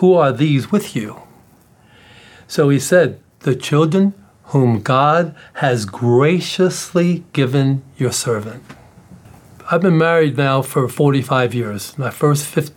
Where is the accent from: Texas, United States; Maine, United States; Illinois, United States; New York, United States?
New York, United States; New York City; I'm from the South Bronx